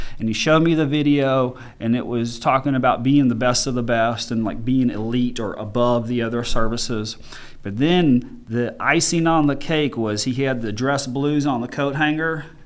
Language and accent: English; Richardson, Texas, United States; I grew up dirt poor in Richardson, Texas